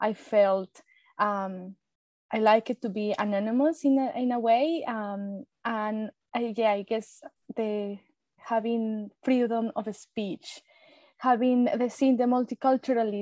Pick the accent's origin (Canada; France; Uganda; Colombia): Colombia; English is a second language; moved away as an adult; now in Australia; I am from Colombia, South America, and I've been in Australia over 16 years. I came as an international student with no English